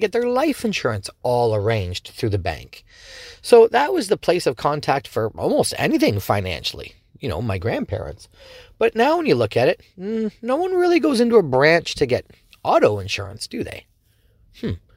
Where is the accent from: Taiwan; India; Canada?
Canada; Dorchester; I'm from Dorchester, so, you know, just around the corner, and I've been born and raised here